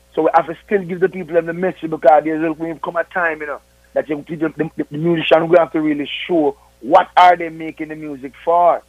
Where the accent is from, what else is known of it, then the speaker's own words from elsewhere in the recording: Jamaica; all we are Jamaican.